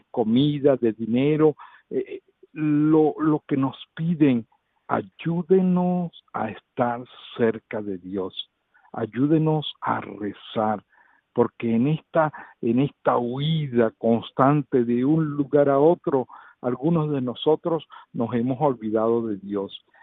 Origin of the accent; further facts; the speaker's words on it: Venezuela; now in Uganda; inclusive aquí en Uganda somos seis venezolanos